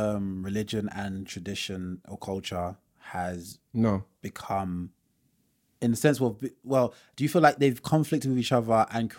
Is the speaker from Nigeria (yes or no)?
yes; Nigeria; So for example, so say as Yoruba people, Yoruba tribe, we're proud people.